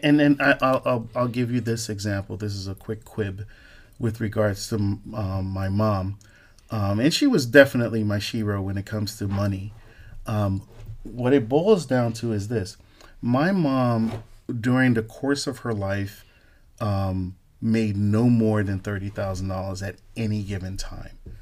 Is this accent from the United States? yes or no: yes; Newark, New Jersey, United States; I'm growing up in Newark, in the hood